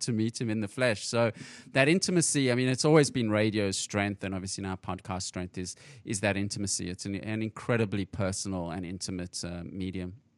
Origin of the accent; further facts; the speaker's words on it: South Africa; moved away; I'm originally from South Africa, and I was in South Africa for the World Cup in 2010.